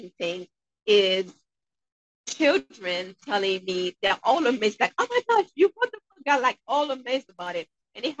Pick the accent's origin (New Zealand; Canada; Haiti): Haiti; now in Manchester, New Hampshire, United States; I'm originally from Haiti. And growing up there